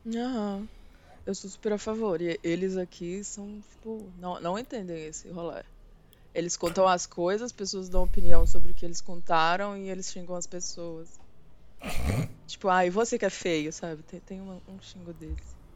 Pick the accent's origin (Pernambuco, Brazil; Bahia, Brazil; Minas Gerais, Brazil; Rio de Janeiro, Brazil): Minas Gerais, Brazil; Belo Horizonte; eu sou de Belo Horizonte